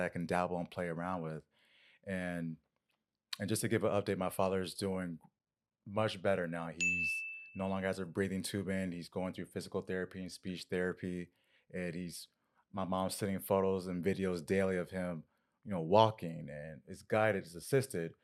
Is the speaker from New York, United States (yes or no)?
no; Winter Park, Florida, United States; moved away; where I grew up in Winter Park.